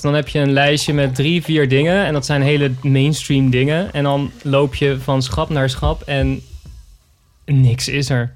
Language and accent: Dutch; Zoetermeer, South Holland, Netherlands; toen ging ik naar de Van Leest in Zoetermeer, waar ik ben opgegroeid als Sweet Lake City Boy